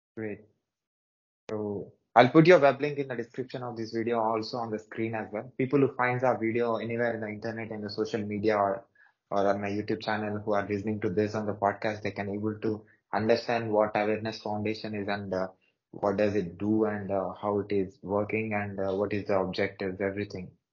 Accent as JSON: {"language": "English", "town": "Hyderabad", "region": "Telangana", "country": "India", "said": "I'm from South India, Hyderabad city"}